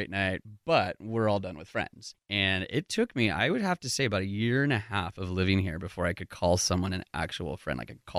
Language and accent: English; California, United States; moved away as an adult; now in Seattle, United States; I've been in Seattle for almost 15 years. I moved up right after college from Southern California.